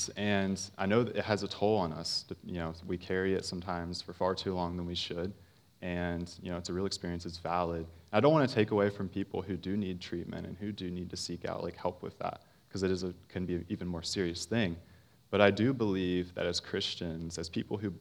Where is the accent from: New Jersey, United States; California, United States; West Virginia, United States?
West Virginia, United States; Parkersburg; I grew up in Parkersburg, West Virginia